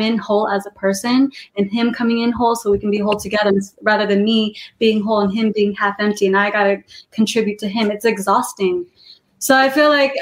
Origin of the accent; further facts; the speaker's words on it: Modesto, California, United States; now in Los Angeles, United States; I'm from Modesto, California. It's a small city. And I was in a Christian school